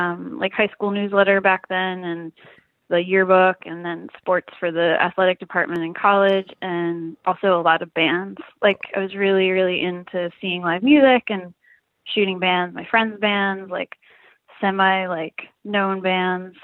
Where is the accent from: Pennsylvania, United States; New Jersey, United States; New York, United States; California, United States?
Pennsylvania, United States; Easton; I grew up in Easton, Pennsylvania